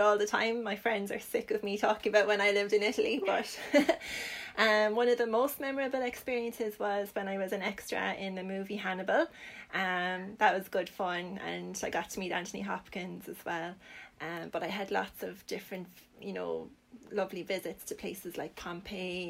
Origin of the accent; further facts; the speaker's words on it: Limerick, Munster, Ireland; I'm from Limerick myself.